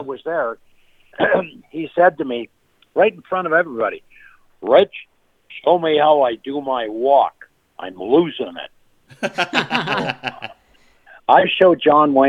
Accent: Canada; moved away as an adult; now in United States; I'm a Canadian. I have dual citizenship, you know. But when I became an American citizen

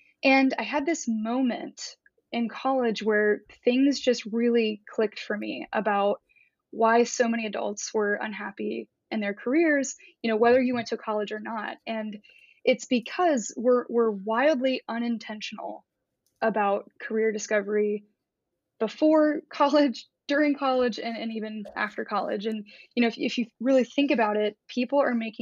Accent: Columbus, Ohio, United States; moved away; also born or lived in Nashville; I grew up in Columbus, Ohio, in more of a, I would call it a blue collar upbringing

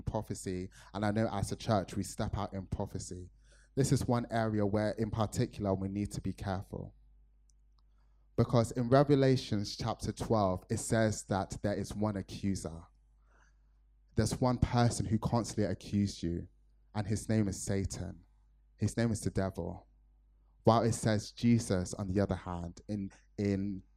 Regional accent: Nigeria; me being a Nigerian

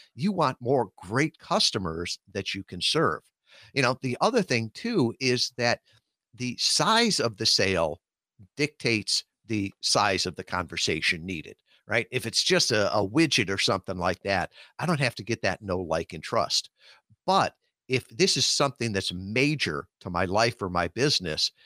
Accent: Chicago suburbs, Illinois, United States; I grew up out in the Chicago suburbs

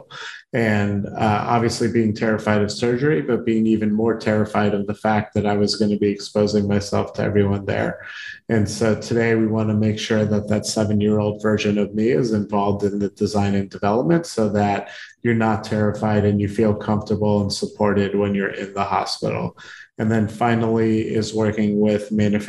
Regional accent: Baltimore, Maryland, United States; I grew up in Baltimore

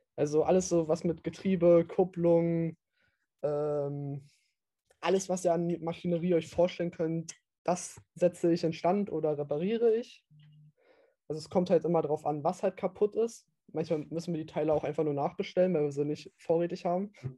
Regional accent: East Germany, Germany; man hört halt, ich bin halt Ossi

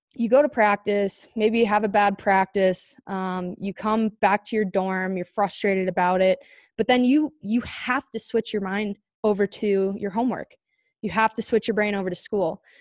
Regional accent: Chandler, Arizona, United States; I grew up in Chandler, Arizona.

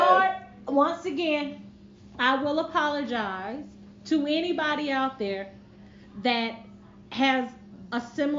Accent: New York, United States; moved away; I'm from New York. Oh, I got a little bit of Southern flair. I mean, my husband is from the South, so I picked up a lot of...

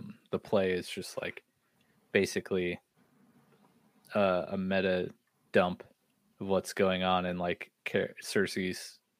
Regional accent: Ohio, United States; we're from Ohio

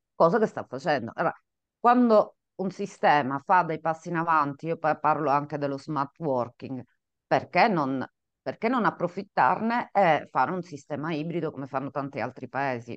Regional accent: Catania, Sicily, Italy; nata in Sicilia, qua vedete appunto lo schermo, appassionata di mare, perché sono nata vicino al mare, a Catania per la precisione

